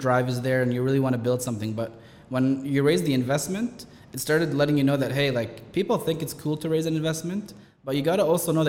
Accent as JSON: {"language": "English", "region": "Dubai", "country": "United Arab Emirates", "tie": "born there", "said": "Like, look, I was born here in Dubai, but Dubai 20 years after that was a whole different story."}